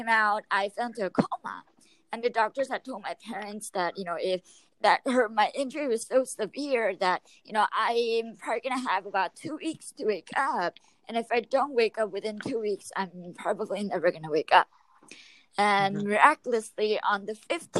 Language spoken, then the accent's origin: English; Yorba Linda, California, United States; I am from Yorba Linda, California